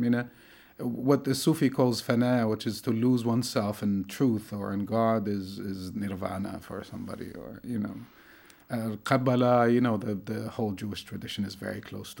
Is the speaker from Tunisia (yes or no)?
yes; Tunisia; born there; I was born in Tunisia, in North Africa.